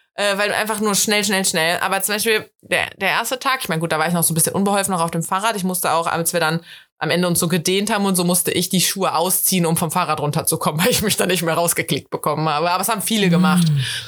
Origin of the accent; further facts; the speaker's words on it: Rhineland, Germany; Ich bin halt eine richtige Rheinländerin